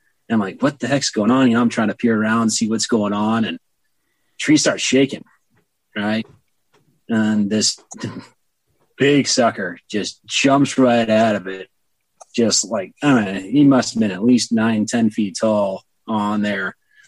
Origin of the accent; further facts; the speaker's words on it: Montana, United States; also born or lived in Texas / Massachusetts / Indiana; I was born in Texas and raised in Montana.